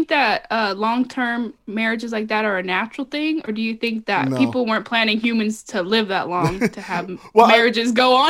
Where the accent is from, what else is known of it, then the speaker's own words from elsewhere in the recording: Fontana, California, United States; 909. Well, I'm from Fontana, Ontario, all that.